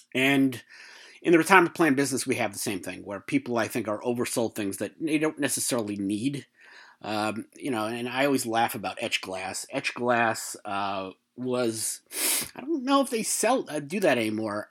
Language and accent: English; New York, United States; in terms of being a New Yorker